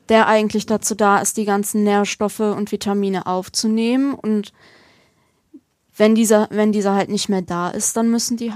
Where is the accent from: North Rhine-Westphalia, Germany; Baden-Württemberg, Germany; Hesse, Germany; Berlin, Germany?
North Rhine-Westphalia, Germany; Aachen; now in Stolberg, Germany; ich bin gebürtige Öscherin.